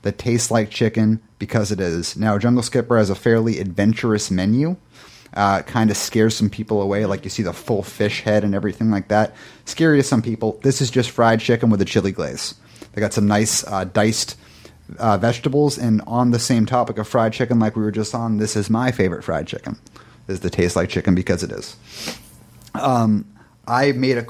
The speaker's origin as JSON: {"language": "English", "region": "New England", "country": "United States", "moved": "yes", "said": "I am from New England."}